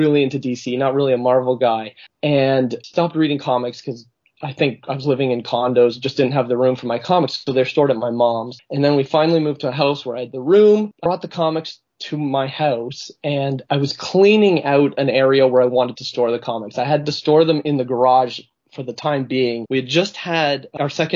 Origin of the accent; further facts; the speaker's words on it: Canada; as a Canadian, I feel ripped off